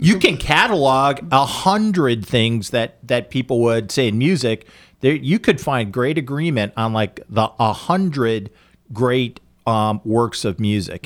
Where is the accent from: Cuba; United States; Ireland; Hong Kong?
United States; as an American